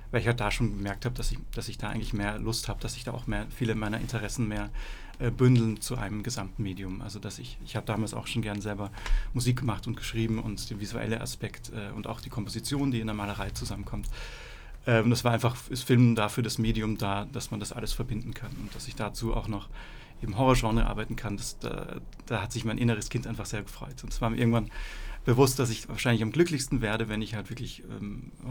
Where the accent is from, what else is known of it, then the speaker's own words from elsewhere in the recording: Austria; moved away as an adult; now in Berlin, Germany; Ich bin äh, aus Österreich ursprünglich. Ich bin mich jetzt 2006 nach Berlin verschlagen, um Freie Kunst zu studieren.